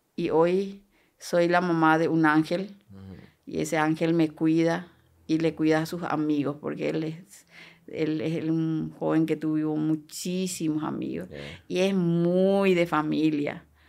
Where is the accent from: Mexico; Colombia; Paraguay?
Paraguay; Coronel Oviedo, Caaguazú; born or raised there; also born or lived in Itayurú, Misiones, Paraguay; now in La Paloma, Paraguay